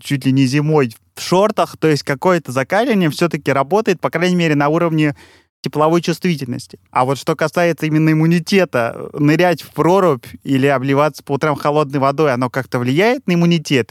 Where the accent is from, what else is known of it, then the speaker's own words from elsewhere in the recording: Russia; now in Europe; мы с Катей из России работаем в Европе